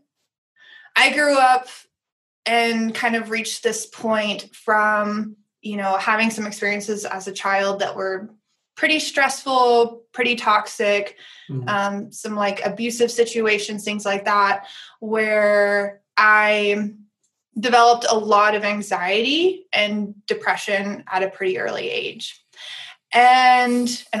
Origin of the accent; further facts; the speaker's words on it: Tennessee, United States; So I grew up in the South, in Tennessee